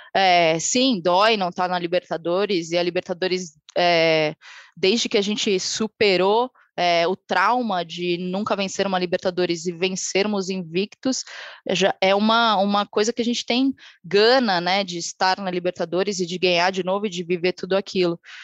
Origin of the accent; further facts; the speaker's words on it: Brazil; E a gente vive tempos de desilusão sendo brasileiro